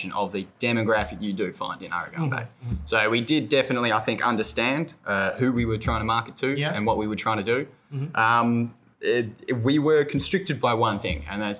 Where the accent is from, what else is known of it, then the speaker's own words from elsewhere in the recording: Australia; moved away as an adult; now in Sri Lanka; I am from Australia